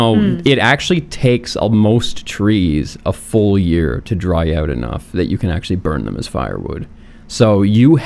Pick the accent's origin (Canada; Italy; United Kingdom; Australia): Canada; I am Canadian, so, you know, I love my Canadian roots